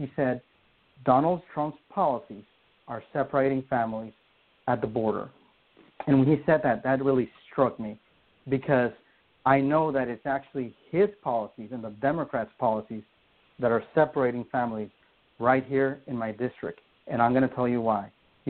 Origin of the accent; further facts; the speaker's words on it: Honduras; now in United States; I told you that I mentioned that I grew up in Central America. I still have family there.